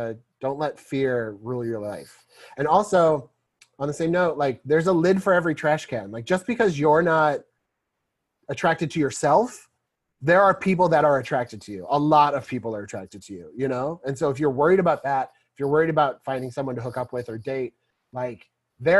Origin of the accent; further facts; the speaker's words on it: Missouri, United States; we're both from Missouri